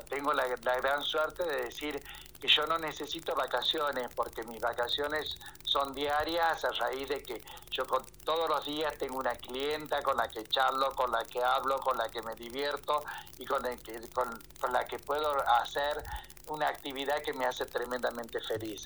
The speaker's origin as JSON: {"language": "Spanish", "town": "Ledesma", "region": "Jujuy", "country": "Argentina", "tie": "born or raised there", "also_born_or_lived": "Buenos Aires", "said": "tenía que volver a mi tierra, tenía que volver a mi pueblo"}